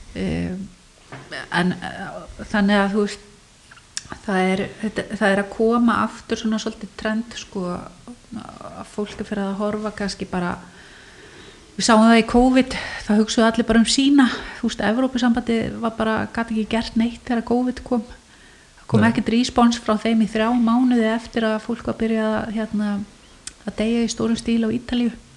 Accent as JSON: {"language": "Icelandic", "country": "Iceland", "tie": "born or raised there", "said": "Ég fætt 1973 og ég ólst upp í Amava"}